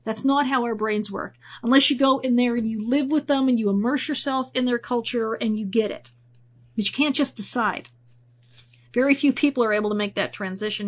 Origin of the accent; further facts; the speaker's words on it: United States; speaking as an American here.